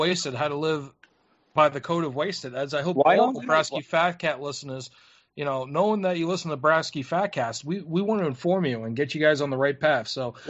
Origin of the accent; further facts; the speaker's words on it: United States; I'm an American.